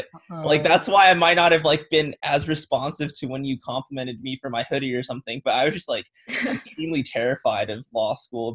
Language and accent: English; Southern California, United States; moved away as an adult; I'm from the Southern California region.